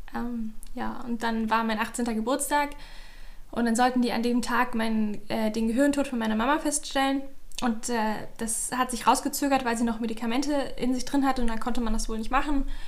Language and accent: German; Berlin, Germany; moved away as an adult; now in Leipzig, Germany; ich komme auch aus Berlin, aber ich wohne gerade in Leipzig